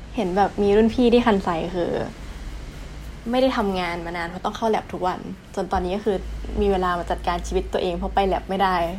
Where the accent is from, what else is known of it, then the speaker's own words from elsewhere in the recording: Chanthaburi, Thailand; moved away as an adult; now in Japan; บ้านอยู่จันทบุรี ที่น้ำท่วมทุกปี